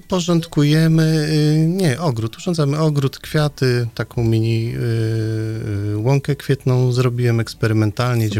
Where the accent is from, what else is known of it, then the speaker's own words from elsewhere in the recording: Nidzica, Warmian-Masurian Voivodeship, Poland; moved away as an adult; also born or lived in Gdańsk; now in Straszyn, Poland; pochodzę z y, małego miasteczka w warmińsko-mazurskim